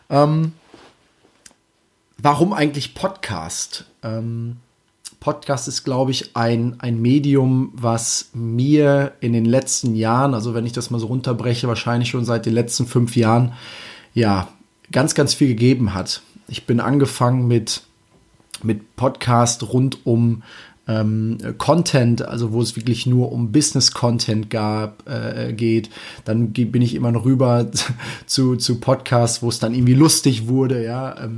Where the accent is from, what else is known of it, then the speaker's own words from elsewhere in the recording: Münsterland/Emsland, Germany; Münsterland, Emsland, ja, irgendwo aus der Richtung auf jeden Fall kommt. Und das Schöne dabei ist, das ist meine Heimat.